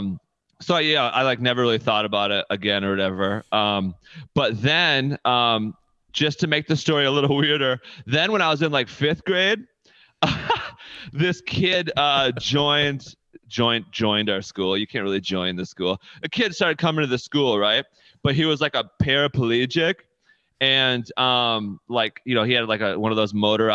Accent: Wyoming, Michigan, United States; I grew up in Wyoming, like right on the border of Byron Center

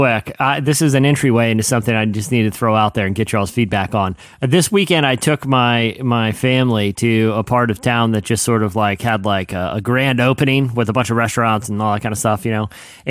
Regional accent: Virginia Beach, Virginia, United States; born or raised there

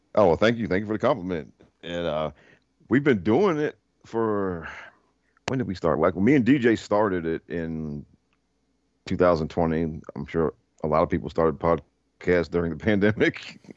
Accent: Prince George's County, Maryland, United States; I grew up in Maryland in PG County

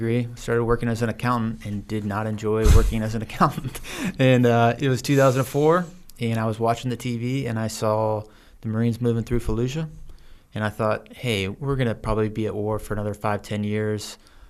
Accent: Cincinnati, Ohio, United States; also born or lived in Missouri / Kansas; I grew up across the Midwest. My dad was just an insurance salesman, worked his way up. So we moved between Missouri, Kansas, Ohio. I ended up going to high school and college at the University of Cincinnati, high school in Cincinnati too.

